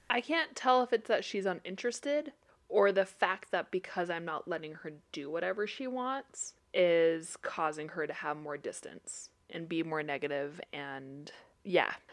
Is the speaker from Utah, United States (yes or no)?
yes; Utah, United States; I grew up around the Samoan culture a ton. Utah is very full of it